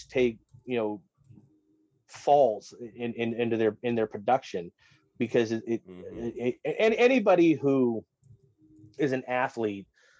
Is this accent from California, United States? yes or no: yes; Orange, California, United States; also born or lived in Colorado; now in North Carolina, United States; I was born about 15 minutes at Chapman General Hospital, so like 15, 20 minutes from where the Angels play